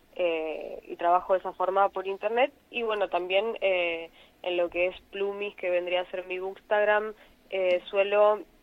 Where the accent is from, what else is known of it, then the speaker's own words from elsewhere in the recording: Mar del Plata, Buenos Aires Province, Argentina; yo soy de Mar del Plata, vivo en la parte sur de Mar del Plata